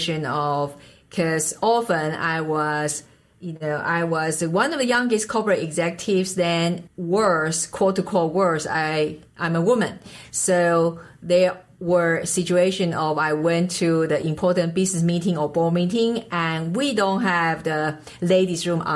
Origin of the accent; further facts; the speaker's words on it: Taiwan; English is a second language; moved away as an adult; now in United States; I was born and raised in Taiwan